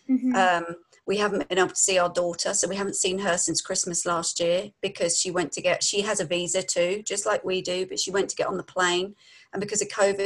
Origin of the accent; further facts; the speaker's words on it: London, United Kingdom; moved away as an adult; also born or lived in Devon / Yorkshire; now in United States; We're from London, so we've probably got a lot of slang in our talk.